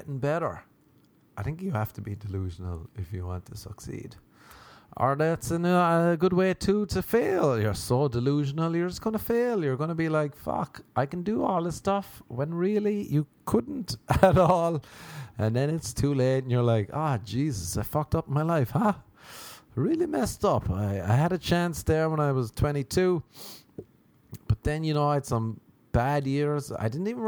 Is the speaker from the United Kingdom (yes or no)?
no; Ireland; moved away as an adult; now in United States; growing up in Ireland